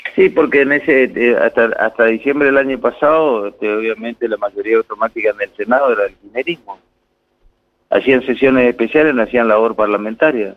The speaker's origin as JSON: {"language": "Spanish", "town": "Presidencia Roca", "region": "Chaco", "country": "Argentina", "tie": "born or raised there", "said": "Yo soy nacido en Roca, residencia Roca, departamento San Martín. Y mi familia está ahí"}